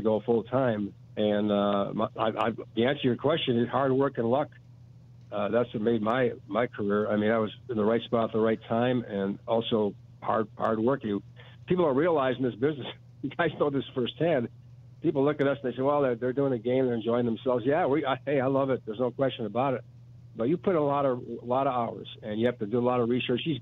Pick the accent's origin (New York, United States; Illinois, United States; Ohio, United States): Illinois, United States; Chicago; Maggie and I grew up in Pilsen